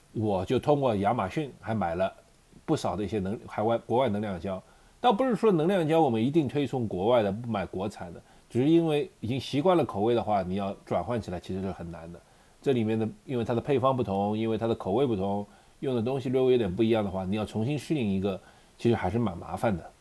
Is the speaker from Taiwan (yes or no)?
no; China; 我们中国人